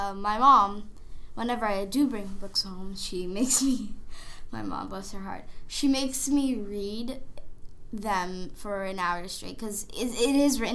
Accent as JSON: {"language": "English", "country": "United States", "tie": "born or raised there", "said": "I was born in the United States"}